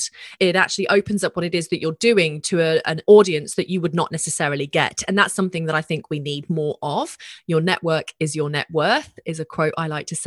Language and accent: English; Australia